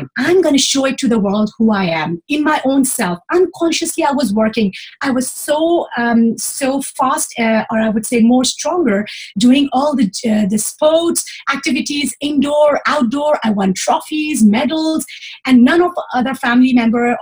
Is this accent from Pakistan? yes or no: yes; Pakistan; moved away as an adult; now in Switzerland; I came from Pakistan